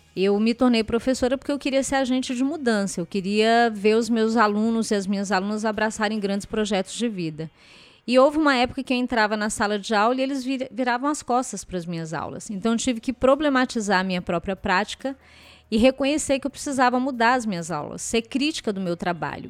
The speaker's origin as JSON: {"language": "Portuguese", "town": "Ceilândia", "region": "Federal District", "country": "Brazil", "tie": "born or raised there", "said": "eu desenvolvi o projeto na, numa escola que fica na mesma comunidade onde eu cresci"}